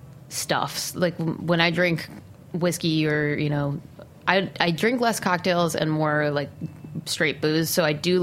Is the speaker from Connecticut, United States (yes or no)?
yes; Shelton, Connecticut, United States; moved away; I grew up in Connecticut. I grew up in Shelton, which is probably equidistant between Fairfield and New Haven.